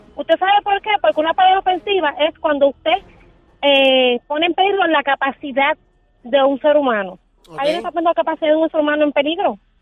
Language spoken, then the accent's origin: Spanish; Puerto Rico; como puertorriqueños